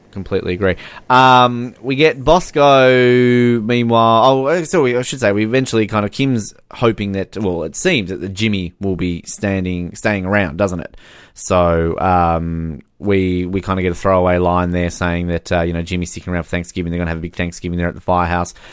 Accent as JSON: {"language": "English", "country": "Australia", "said": "I'm Australian."}